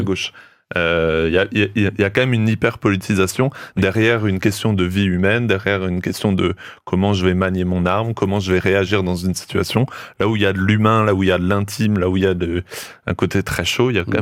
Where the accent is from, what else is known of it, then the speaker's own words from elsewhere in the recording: France; chez nous en France